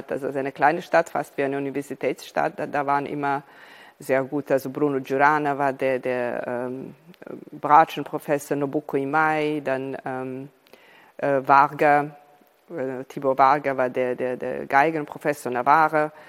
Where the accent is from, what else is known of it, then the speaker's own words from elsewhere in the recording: Serbia; Ich bin hier in Serbien geboren. Äh, meine Mutter ist Russin, also ich bin halb Serbin, halb Russin, äh, aus einer Familie, die übrigens aus Ukraine äh, stammt.